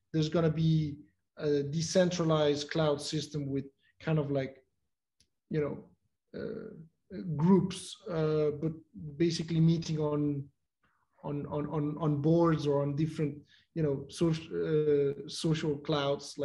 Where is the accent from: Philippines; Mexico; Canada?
Mexico; I'm from Mexico